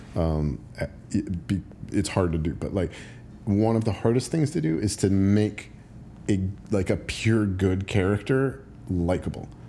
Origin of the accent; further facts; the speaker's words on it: United States; as an American